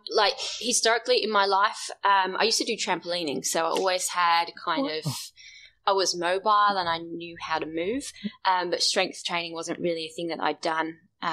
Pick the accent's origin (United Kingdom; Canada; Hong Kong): United Kingdom; England; moved away as an adult; now in Australia; So I'm from England, firstly. A lot of people are surprised by that when I tell them. Apparently, I don't sound that English anymore. I started CrossFit when I moved to Australia.